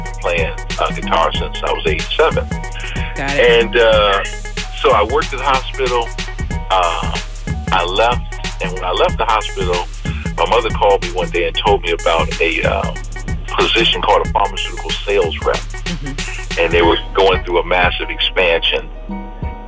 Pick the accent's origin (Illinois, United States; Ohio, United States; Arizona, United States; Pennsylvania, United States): Ohio, United States; moved away as an adult; also born or lived in Hampton, Virginia; I grew up in Ohio